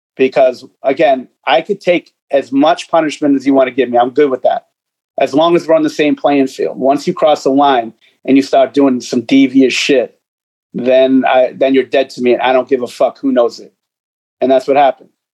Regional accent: Boston, Massachusetts, United States; I grew up in Boston, state of Massachusetts

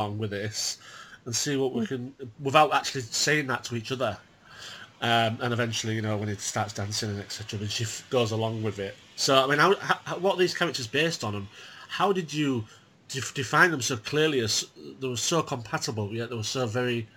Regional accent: England, United Kingdom; as an English person

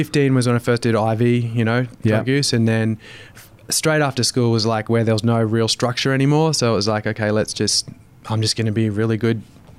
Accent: Brisbane, Queensland, Australia; West End in Brisbane.

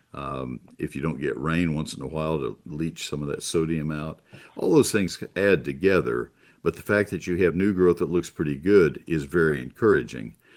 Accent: College Station, Texas, United States; also born or lived in San Antonio, Texas; I grew up in College Station

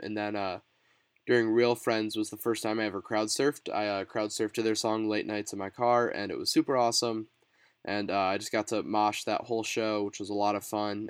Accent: Chicago, Illinois, United States; I'm from the Chicagoland area

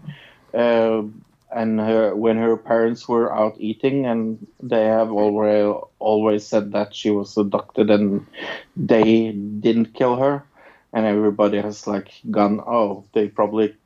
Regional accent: Norway; I'm from Norway.

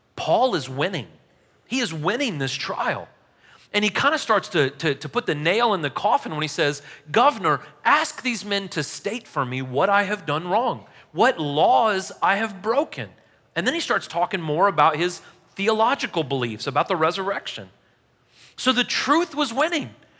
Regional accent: St. Louis, Missouri, United States; I'm from Saint Louis

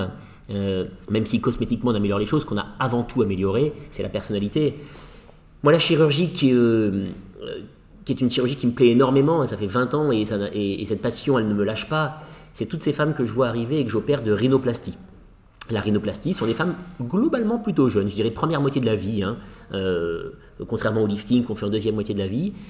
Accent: France; je suis français

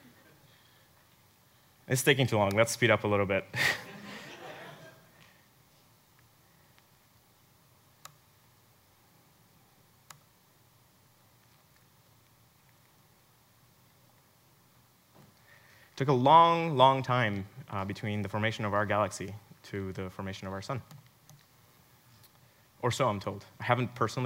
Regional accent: Mexico; moved away; I was actually born in Mexico, so that my accent sometimes comes out

